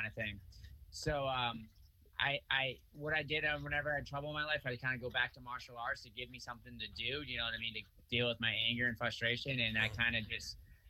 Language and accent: English; Freetown, Massachusetts, United States; also born or lived in Fall River; I grew up mostly in Freetown, which is right outside of Fall River